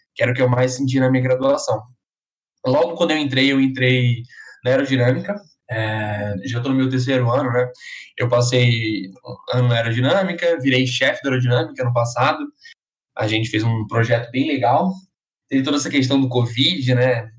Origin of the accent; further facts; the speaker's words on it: Maceió, Alagoas, Brazil; moved away as an adult; now in São Carlos, Brazil; eu sou lá de Maceió, Alagoas